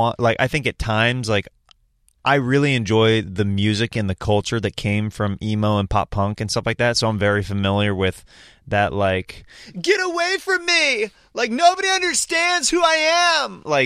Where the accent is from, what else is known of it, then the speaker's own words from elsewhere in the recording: Kansas, United States; So it's very down-to-earth people, very nice, very... people can usually take a joke there pretty well. Sarcasm is very fun, like very well accepted in the Midwest.